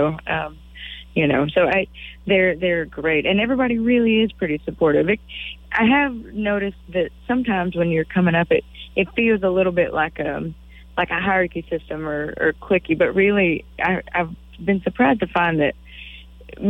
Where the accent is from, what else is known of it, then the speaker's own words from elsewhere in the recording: Waco, Texas, United States; I was from Waco